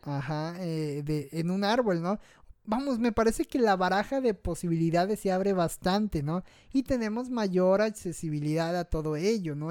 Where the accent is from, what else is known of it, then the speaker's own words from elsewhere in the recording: Mexico; como buen mexicano